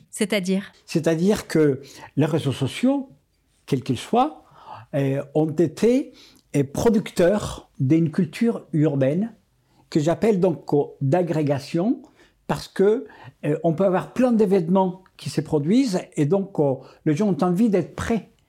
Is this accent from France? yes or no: no; Colombia; je suis né en Colombie et c'était un pays des ruralités